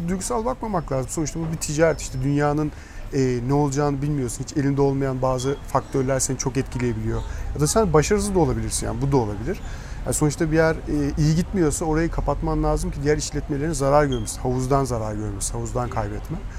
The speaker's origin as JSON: {"language": "Turkish", "region": "Malatya", "country": "Turkey", "said": "Malatyalıyız zaten. Herkes tanıyoruz, akrabalarımız çok vesaire"}